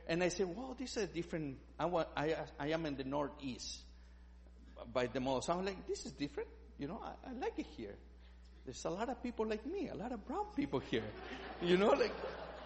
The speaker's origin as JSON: {"language": "English", "country": "Chile", "second_language": "English", "moved": "yes", "said": "I'm from Chile"}